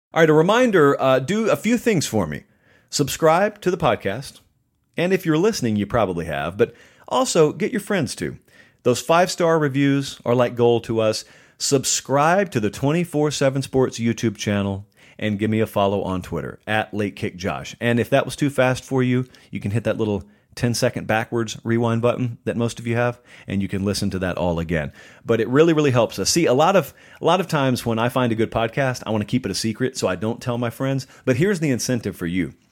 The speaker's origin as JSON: {"language": "English", "region": "the South", "country": "United States"}